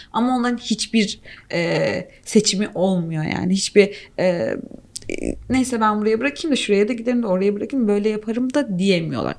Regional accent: Turkey; Ben mesela Türk'üm

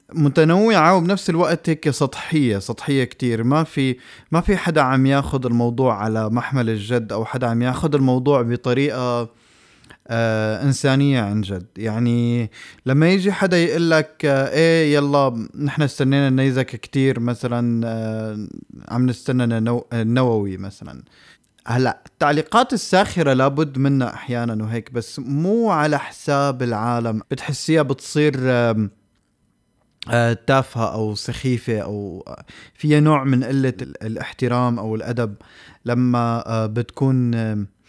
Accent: Syria; now in Norway; نحن كسوريين

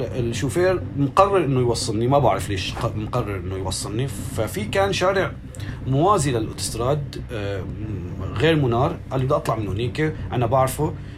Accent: Aleppo, Aleppo Governorate, Syria; moved away as an adult; also born or lived in Jordan / Egypt / Manbij; انا حلبي

